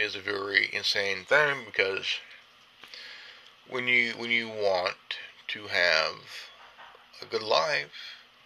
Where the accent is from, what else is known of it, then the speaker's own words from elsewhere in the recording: California, United States; I'm from California. I live in the United States